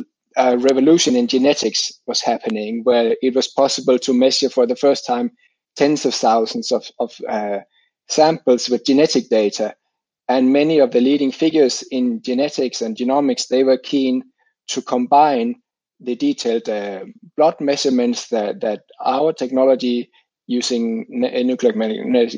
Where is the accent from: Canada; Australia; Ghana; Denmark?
Denmark; moved away as an adult; now in Finland; I grew up in Denmark